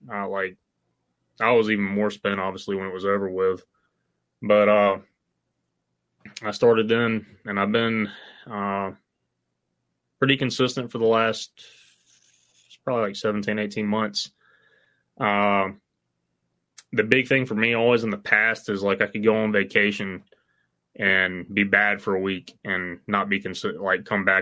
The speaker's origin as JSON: {"language": "English", "region": "Mississippi", "country": "United States", "said": "I'm from Mississippi"}